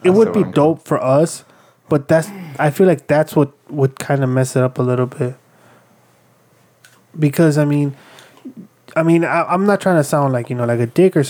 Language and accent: English; Chicago, Illinois, United States; I love Chicago. I grew up here. I was born here and everything.